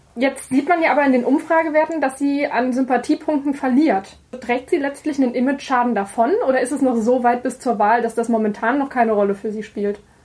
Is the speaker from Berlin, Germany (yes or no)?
no; Saarland, Germany; als gebürtige Saarländerin